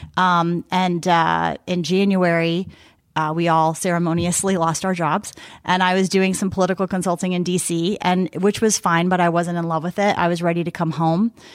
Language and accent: English; South Bend, Indiana, United States; moved away as an adult; also born or lived in Bloomington, Indiana / Washington, D.C.; I'm the Northern Indiana representative here today, so I grew up in South Bend